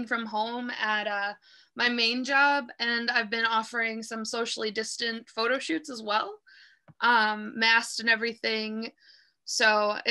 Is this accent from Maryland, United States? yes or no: no; Madison, Wisconsin, United States; now in Milwaukee, United States; I was born in Madison, so I spent a good part of my childhood there. And then my parents divorced when I was pretty young, so I was between Madison and Milwaukee most of the time